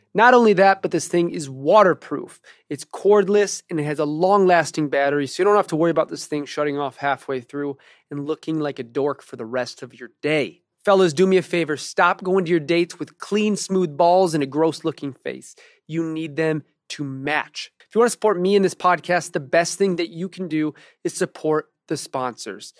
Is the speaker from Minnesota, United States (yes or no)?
no; Detroit, Michigan, United States; now in Los Angeles, United States; I grew up in Detroit and Jewish family